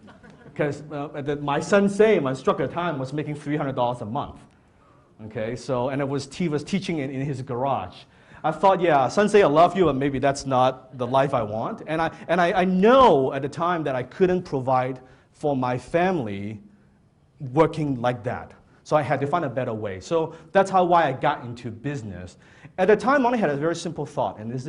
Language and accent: English; Hong Kong; English is a second language; now in Canada; I was born in Hong Kong